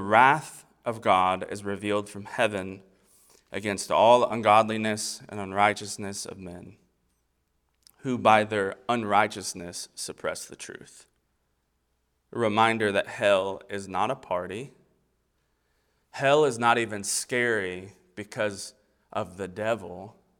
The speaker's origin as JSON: {"language": "English", "town": "Versailles", "region": "Kentucky", "country": "United States", "tie": "born or raised there", "also_born_or_lived": "Florida", "moved": "yes", "lives_now": "East Tennessee, United States", "said": "So, I was born in Florida. Um, I grew up in Kentucky. I'm raising my family in East Tennessee"}